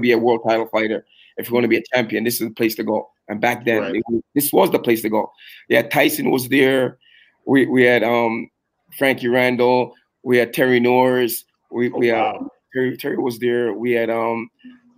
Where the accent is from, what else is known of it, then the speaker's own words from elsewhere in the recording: Toronto, Ontario, Canada; None of my guys came with me from Toronto. It was me alone as a Canadian going there to fight